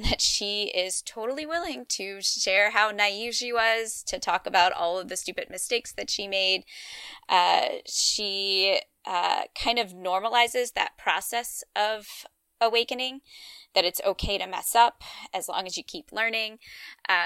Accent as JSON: {"language": "English", "area": "Louisiana and Georgia", "region": "the South", "country": "United States", "tie": "born or raised there", "said": "I grew up in Louisiana and Georgia"}